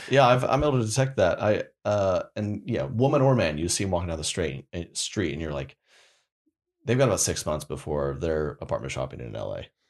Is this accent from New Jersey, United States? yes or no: no; Oklahoma, United States; moved away; I went to, back to Oklahoma, born and raised